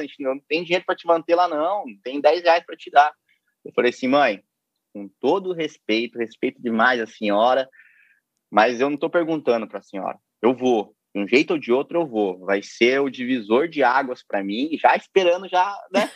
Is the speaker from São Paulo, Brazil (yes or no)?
yes; Piraju, São Paulo, Brazil; accent: caipira; moved away as an adult; also born or lived in Ipauçu / Foz do Iguaçu; now in Rio de Janeiro, Brazil; eu nasci em Ipauçu e me mudei muito muito cedo para Piraju